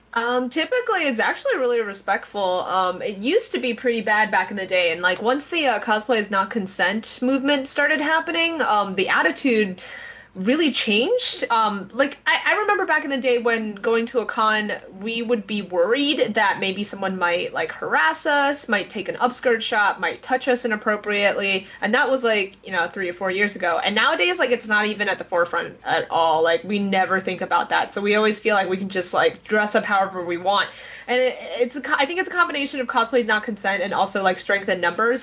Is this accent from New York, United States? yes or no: yes; New York City, New York, United States; growing up in New York City